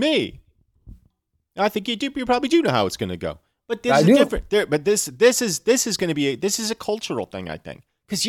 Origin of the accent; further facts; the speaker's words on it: United States; I, as an American